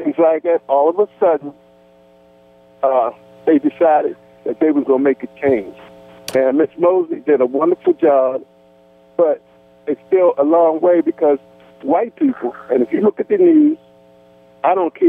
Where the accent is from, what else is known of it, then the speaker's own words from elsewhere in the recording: Baltimore, Maryland, United States; I'm from Baltimore